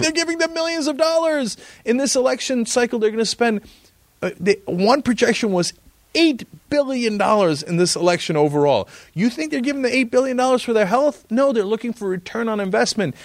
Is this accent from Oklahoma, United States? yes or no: no; East Brunswick, New Jersey, United States; I grew up in New Jersey in East Brunswick